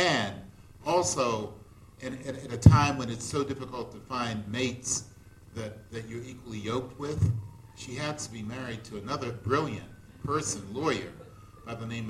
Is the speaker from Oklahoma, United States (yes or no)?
no; Washington, District of Columbia, United States; now in Bowie, United States; I live in Bowie, Maryland. I grew up in Washington, D.C.